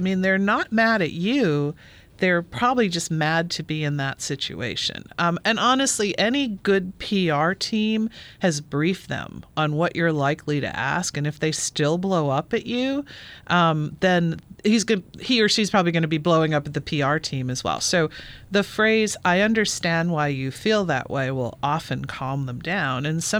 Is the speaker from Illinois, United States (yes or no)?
yes; Illinois, United States; Well, I grew up in Illinois and I bagged at Kroger.